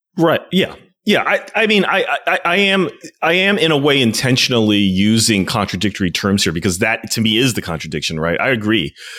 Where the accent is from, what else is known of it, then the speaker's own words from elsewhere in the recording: United States; as an American